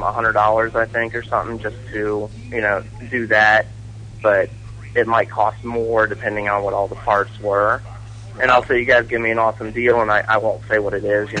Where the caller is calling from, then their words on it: Ohio, United States; from Ohio.